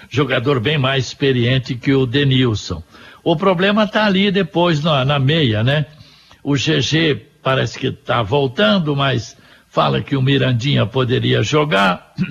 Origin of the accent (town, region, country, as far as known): Londrina, Paraná, Brazil